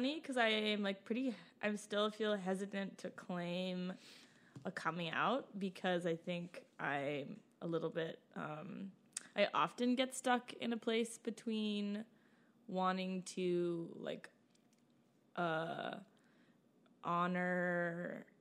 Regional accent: outside Boston, Massachusetts, United States; moved away as an adult; also born or lived in Baltimore; I grew up outside Boston.

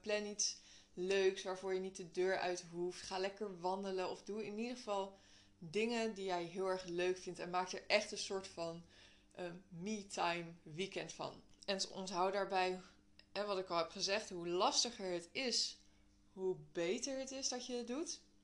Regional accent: Netherlands; wij als Nederlanders

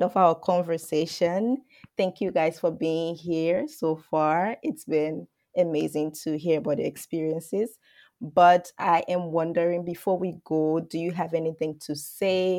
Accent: Liberia; moved away; I come from Liberia, and until I went to school outside of Liberia

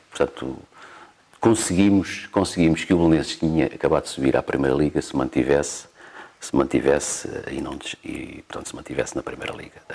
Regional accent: Portugal; also born or lived in Mozambique; eu nasci em Moçambique okay. e quando vim, quando vim para Portugal, tinha três aninhos

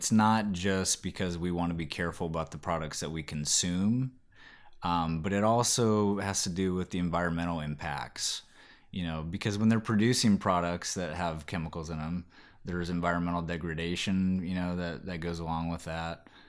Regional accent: Kauai, Hawaii, United States; You know, growing up in Kauai, which is the Garden Isle in Hawaii. Super, you know, just hippy-dippy culture there. I was a young kid, like 8, 9 years old. Spent about 4 or 5 years there.

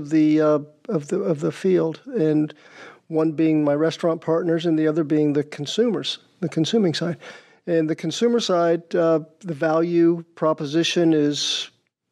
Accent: Georgia, United States; now in Rhode Island, United States; I'm from Georgia

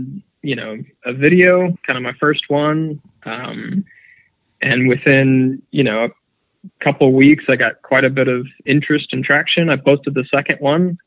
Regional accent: Florida, United States; I grew up in Florida.

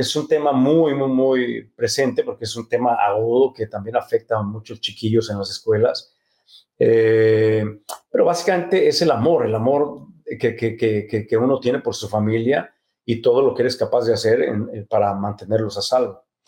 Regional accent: Mexico City, Mexico; se mudaron a la Ciudad de México sin, sin conocer a nadie, sin, sin, sin dinero, sin nada más que el amor por el teatro. Y ahí nacimos mis hermanos y yo

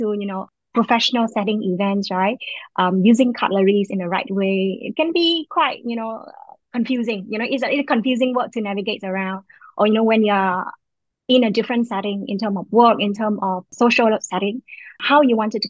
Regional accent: Vietnam; moved away as an adult; now in Singapore; I was from Vietnam, but I've been living in Singapore for the last 18 years, and I've now become Singaporean

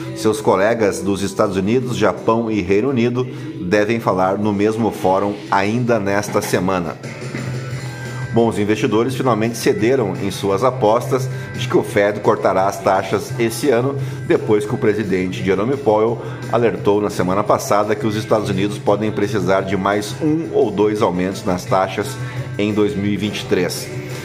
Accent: Canoas, Rio Grande do Sul, Brazil; Canoas, também no Rio Grande do Sul, a minha cidade natal, onde nasci lá em 1981

